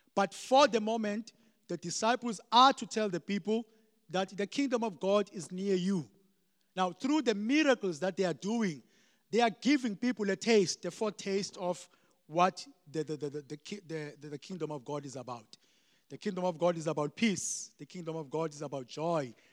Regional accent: Eastern Cape, South Africa; I grew up in the Eastern Cape.

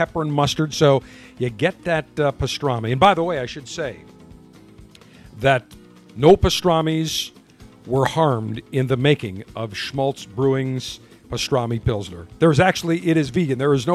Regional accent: Buffalo, New York, United States; now in Tampa, United States; listening on 930 WBEN, my hometown.

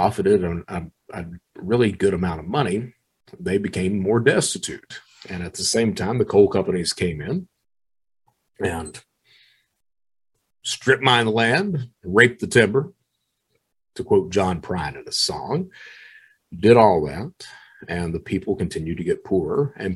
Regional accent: Eastern Kentucky, United States; I was proud to be born in Eastern Kentucky, that I was an Eastern Kentuckian

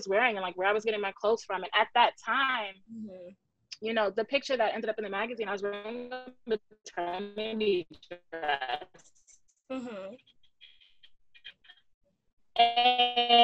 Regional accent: New York City, New York, United States; I'm from the Bronx. I'm still in the Bronx.

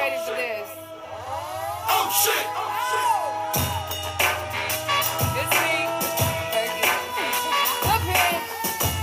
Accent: Memphis, Tennessee, United States; I was born and raised in Memphis, Tennessee

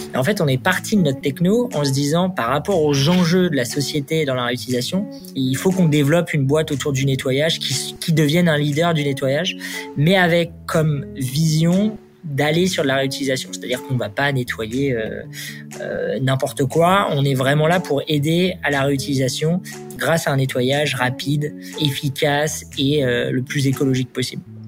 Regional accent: Le Havre, Normandy, France; moved away as an adult; also born or lived in Paris; Je viens de Normandie. je fais toutes mes études là-bas, ma prépa, et puis je suis arrivé en école d'ingé à Paris

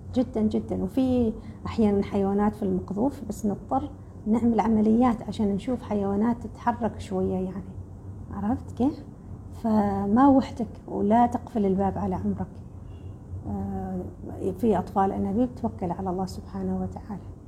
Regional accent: Oman; عندنا في الخليج مالة في عمان في الخليج

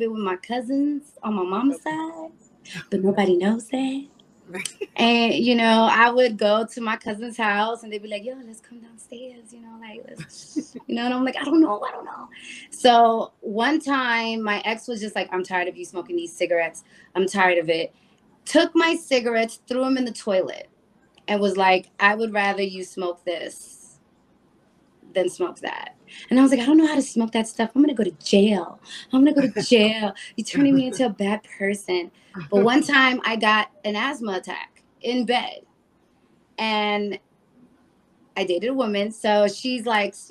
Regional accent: New York City, New York, United States; moved away as an adult; also born or lived in Hayward, California; I'm originally from the Bronx

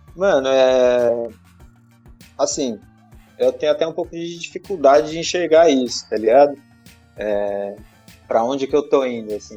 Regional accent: Osasco, São Paulo, Brazil; eu nasci em Osasco mesmo

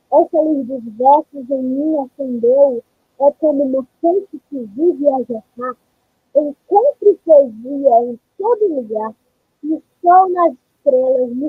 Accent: Ceará, Brazil; sou do Ceará, terra abençoada

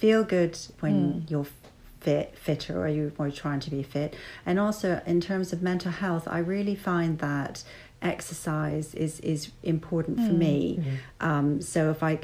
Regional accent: Vancouver, British Columbia, Canada; I'm from Vancouver

